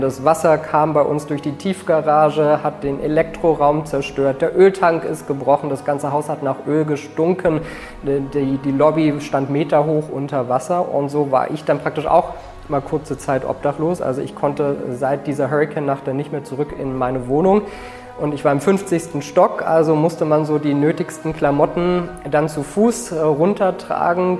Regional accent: Berlin, Germany; Und 1985 sind wir nach West-Berlin gekommen und dann bin ich in Berlin-Spandau groß geworden

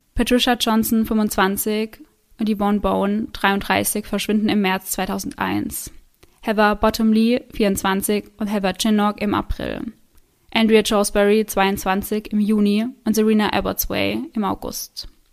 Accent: Germany; bei uns in Deutschland

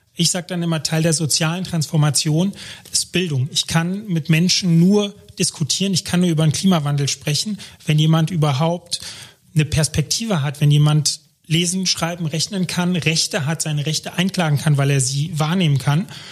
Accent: Germany; ich bin Deutscher in Deutschland

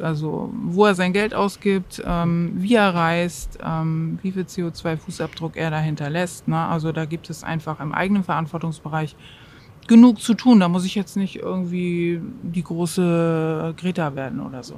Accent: Hamburg, Germany; moved away; ich bin Hamburgerin, ich war lange weg und bin also auch ganz voller Überzeugung ähm, wiedergekommen in die Stadt

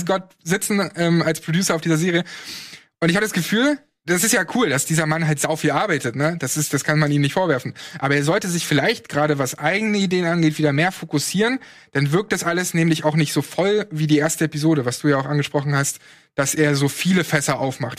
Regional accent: East Germany, Germany; ich komme aus dem Osten

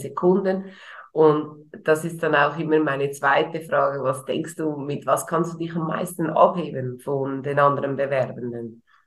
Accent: Switzerland; bei uns in der Schweiz

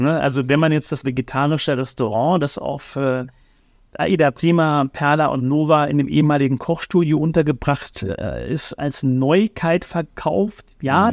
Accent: Germany; Wir Deutschen

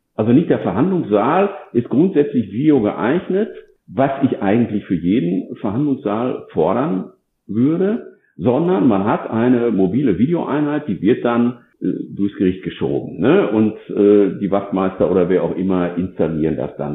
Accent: North Rhine-Westphalia, Germany; ich selbst bin ja äh, aus Nordrhein-Westfalen und da auch ansässig

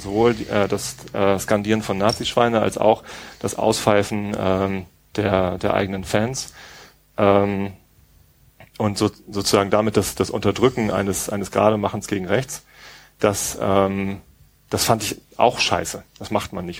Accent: Tostedt, Lower Saxony, Germany; ich bin in Tosted aufgewachsen

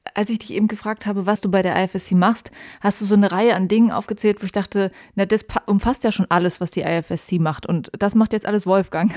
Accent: Germany; Bei uns in Deutschland

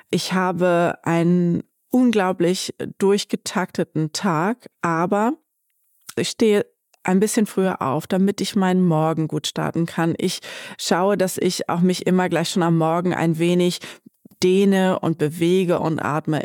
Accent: Bad Pyrmont, Lower Saxony, Germany; ich bin hier in Bad Pyrmont zur Schule gegangen

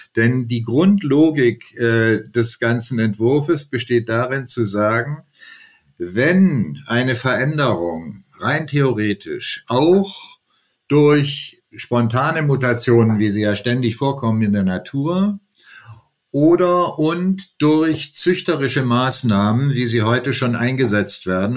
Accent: Germany; hier bei uns in Deutschland

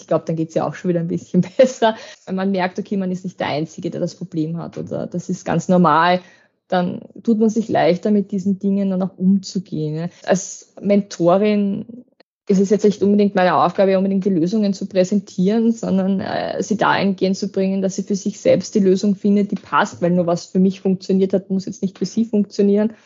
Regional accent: Waldviertel, Lower Austria, Austria; ich bin ja doch aus dem Waldviertel

